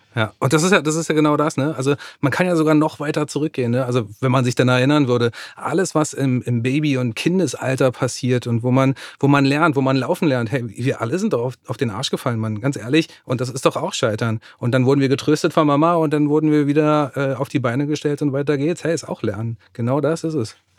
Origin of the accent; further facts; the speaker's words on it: Germany; bei uns in Deutschland, in Westeuropa